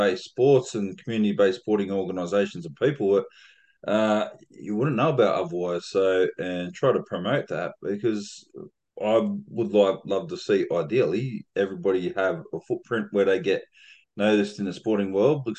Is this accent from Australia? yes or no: yes; Werrington, New South Wales, Australia; where I grew up in Warrington, was literally down the road from Warrington Little Athletics Club